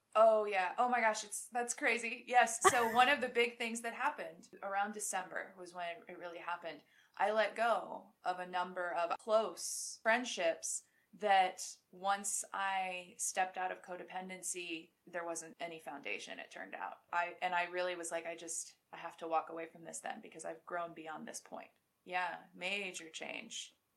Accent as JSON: {"language": "English", "country": "United States", "said": "I'm so American."}